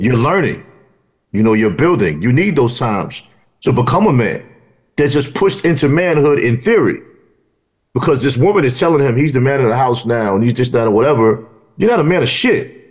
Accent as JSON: {"language": "English", "town": "New York City", "region": "New York", "country": "United States", "tie": "born or raised there", "said": "I grew up in New York City where every household knew who had whose child"}